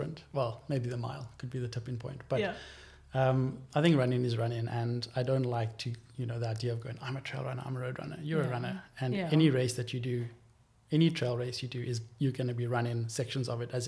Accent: Cape Town, Western Cape, South Africa; I grew up in Greenpoint

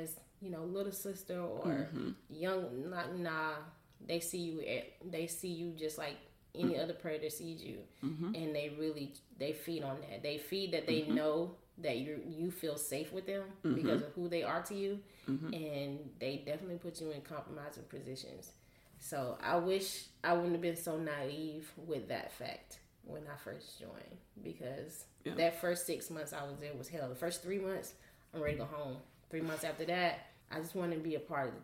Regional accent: Mississippi, United States; moved away as an adult; also born or lived in Japan; me growing up in Mississippi, we went to church

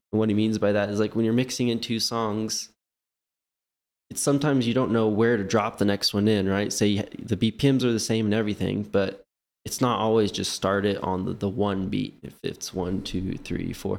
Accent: Lawrence, Kansas, United States; now in Kansas City, United States; I'm actually from Lawrence

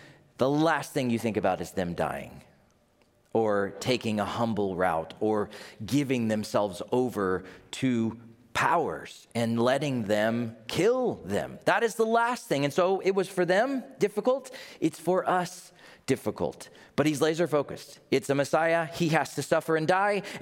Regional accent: United States; I'm from America.

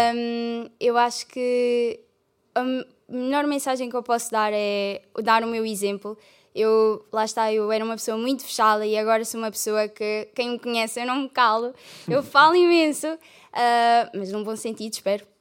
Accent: Algarve, Portugal; moved away as an adult; now in Coimbra, Portugal; eu vim de, do Algarve

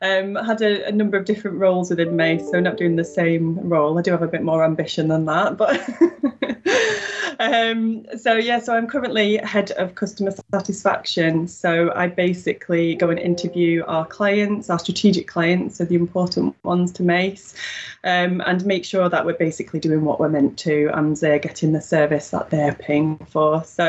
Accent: Wigan, North West England, United Kingdom; accent: Wigan; now in Newton-le-Willows, United Kingdom; I'm from Wigan originally, although I don't seem to have the broad Wigan accent. So, that's a lucky thing. So, I'm currently living in Newton the Willows, which is a few miles away from Wigan

